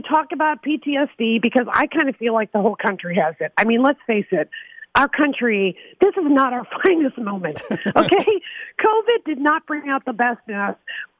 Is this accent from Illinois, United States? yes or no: yes; Illinois, United States; now in Malibu, United States; I'm from Illinois. And Illinoisan, we know what Midwestern common sense is. So even though I'm a Hollywood phony now and I live in Malibu